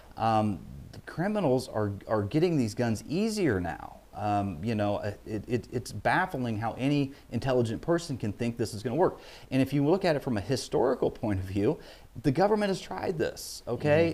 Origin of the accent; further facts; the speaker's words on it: Illinois, United States; I was born and raised in Illinois